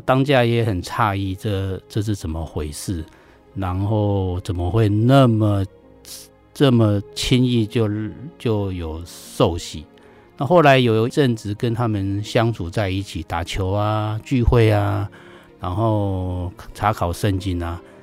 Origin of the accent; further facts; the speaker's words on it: Miaoli County, Taiwan; 我是客家人，在苗栗出生长大